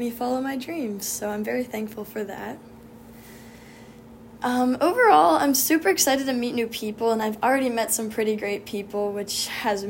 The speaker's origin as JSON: {"language": "English", "town": "Lancaster", "region": "Pennsylvania", "country": "United States", "said": "I'm from Lancaster, Pennsylvania, which is where all the Amish people live"}